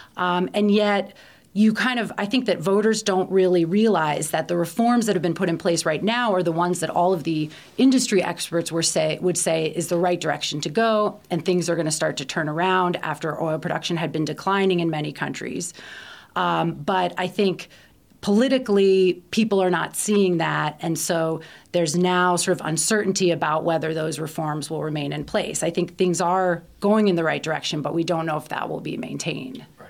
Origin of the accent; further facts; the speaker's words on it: Baltimore, Maryland, United States; moved away as an adult; also born or lived in Washington, D.C. / Barcelona / Guatemala; I grew up in Baltimore, as you can tell from the way I pronounce it